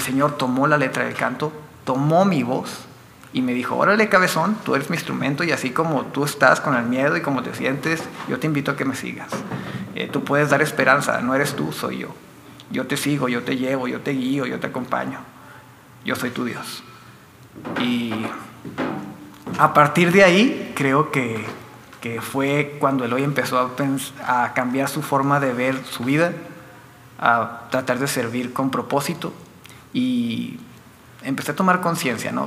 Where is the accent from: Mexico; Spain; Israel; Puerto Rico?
Mexico; Meoqui, Chihuahua; also born or lived in Delicias, Chihuahua; nací en Delicias, soy originario de Delicias, pero estoy radicando desde siempre en Las Puentes.